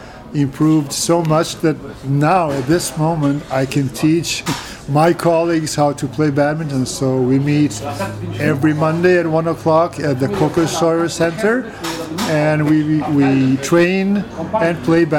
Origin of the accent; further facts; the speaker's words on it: Canada; now in Ljubljana, Slovenia; When I moved to Ljubljana from Canada and started studying at the Faculty of Philosophy in Ljubljana, I met these people who were my neighbors